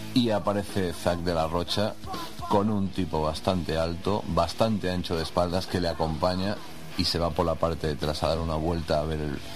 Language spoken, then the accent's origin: Spanish; Spain; soy un tío español